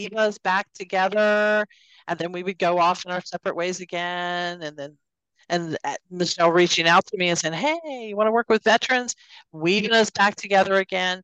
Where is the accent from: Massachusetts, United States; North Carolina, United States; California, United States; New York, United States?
North Carolina, United States; Fayetteville; I actually was born and raised in Fayetteville, North Carolina